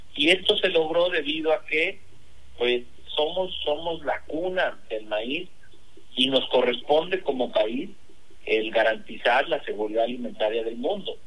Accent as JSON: {"language": "Spanish", "country": "Mexico", "said": "Yo como buen mexicano, pues toda mi vida he consumido tortillas"}